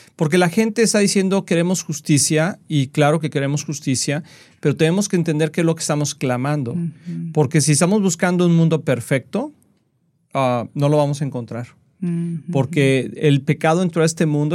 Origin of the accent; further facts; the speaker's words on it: Mexico; yo nací en México y fui a la escuela en México